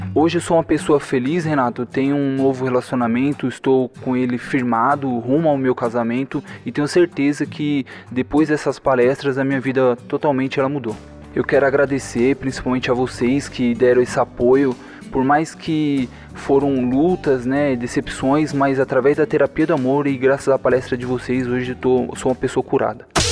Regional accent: Brazil; sou do Jardim Planalto

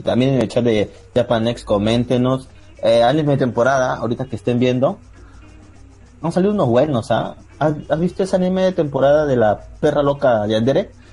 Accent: Lima, Peru; soy de Lima, Perú

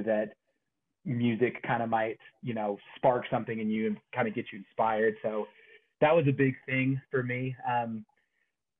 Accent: Springville, Utah, United States; I'm a musician from Springville, Utah, which is south of Provo

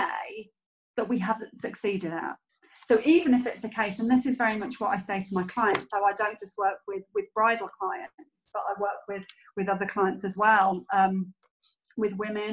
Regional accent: United Kingdom; being British

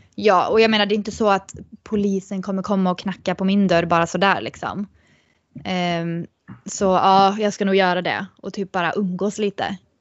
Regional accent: Sweden; moved away as an adult; att komma hem till Sverige

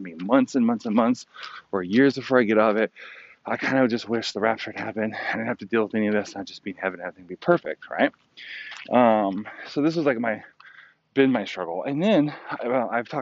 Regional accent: California, United States; also born or lived in Virginia / upstate New York; now in New York, United States; I grew up in California, all over California, you know, Northern, Central, and Southern California

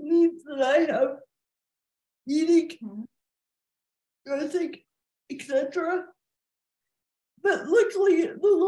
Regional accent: Ann Arbor, Michigan, United States; I was born in April of 1980 at the University of Michigan Hospital in Ann Arbor.

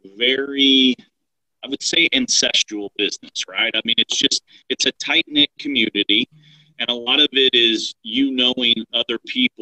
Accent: deep South Texas, United States; moved away as an adult; now in Dallas-Fort Worth, United States; I'm from a tiny, tiny town in deep South Texas. I grew up 5 miles from the Mexican border

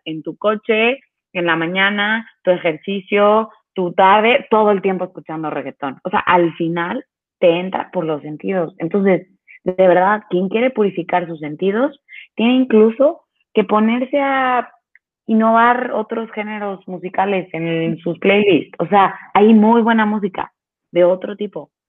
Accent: Veracruz, Mexico; Yo soy de Veracruz

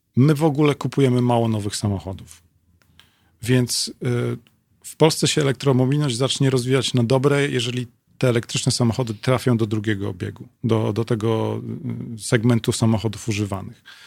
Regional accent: Lublin, Lublin Voivodeship, Poland; jestem z Lublina

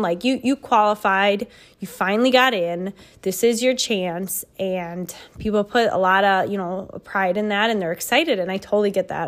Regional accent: Midwest, United States; we're from the Midwest here, so we don't have a lot of hills

